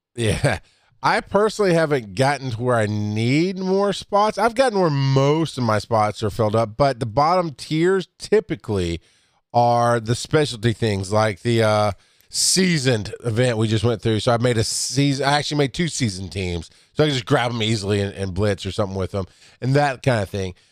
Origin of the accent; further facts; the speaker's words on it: the South, United States; I grew up in the South.